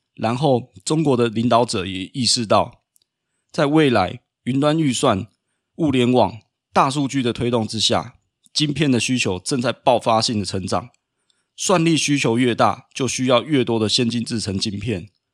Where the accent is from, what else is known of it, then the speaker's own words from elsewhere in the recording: Taiwan; 身为台湾人的我们